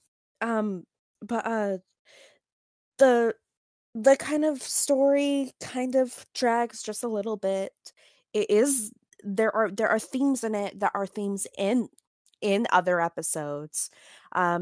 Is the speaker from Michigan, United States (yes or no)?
no; Florida, United States; We're from Florida